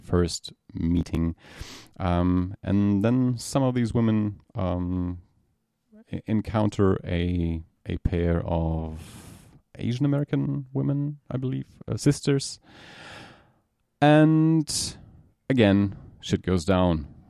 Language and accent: English; Germany; from Germany.